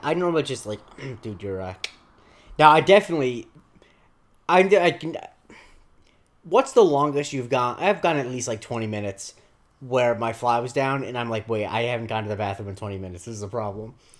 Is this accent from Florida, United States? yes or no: yes; Florida, United States; I grew up in Florida